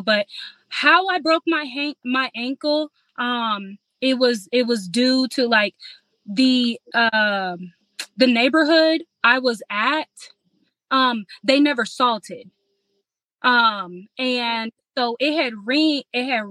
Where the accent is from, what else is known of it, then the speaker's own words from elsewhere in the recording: Illinois, United States; moved away; also born or lived in Indianapolis; I'm from Illinois, so when we had moved from Illinois to Indianapolis